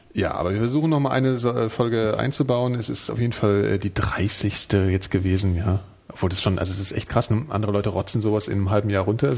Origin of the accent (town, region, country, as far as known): Frankfurt am Main, Hesse, Germany